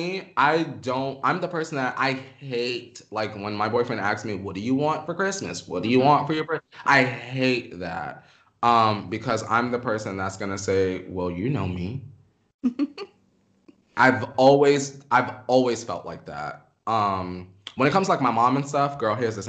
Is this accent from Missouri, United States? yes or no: no; New York, United States; also born or lived in Pennsylvania; now in Los Angeles, United States; where I grew up in New York, I kind of lived in a neighborhood where it was like a lot of Spanish people